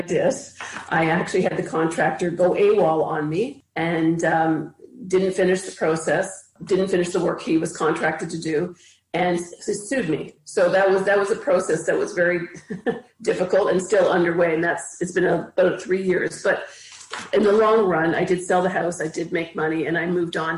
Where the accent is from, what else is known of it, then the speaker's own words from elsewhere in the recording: Ottawa, Ontario, Canada; also born or lived in Toronto, Canada; now in Cobourg, Canada; I grew up in Ottawa, which is the capital of Canada, for most of my life, for most of my childhood and part of my adult